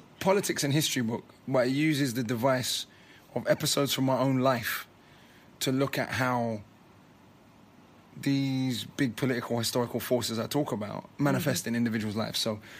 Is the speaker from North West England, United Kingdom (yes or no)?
no; London, United Kingdom; I grew up in London. I didn't grow up in Kingston.